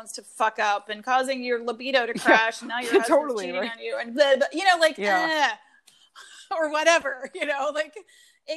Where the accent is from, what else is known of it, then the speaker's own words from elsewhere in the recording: North Carolina, United States; now in Chicago, United States; I grew up in North Carolina